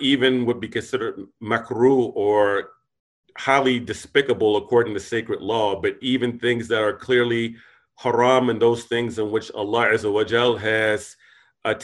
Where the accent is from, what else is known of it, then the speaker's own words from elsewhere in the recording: United States; we as American Muslims